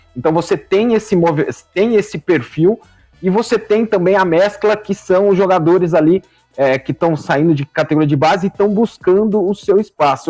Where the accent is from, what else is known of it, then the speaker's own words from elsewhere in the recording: São Paulo, Brazil; Eu sou de São Paulo